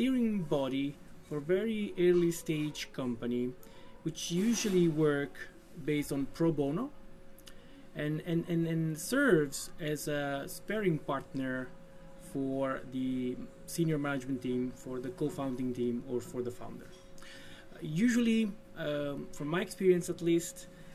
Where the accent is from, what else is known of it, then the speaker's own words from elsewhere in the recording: Italy; moved away as an adult; now in Denmark; I'm from Italy. I moved to Denmark in 2010.